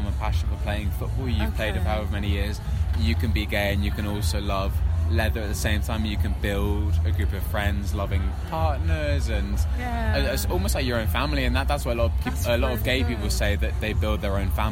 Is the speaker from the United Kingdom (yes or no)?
yes; London, United Kingdom; I'm from London